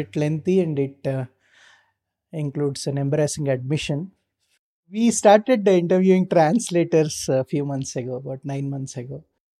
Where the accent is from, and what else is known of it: Kolkata, West Bengal, India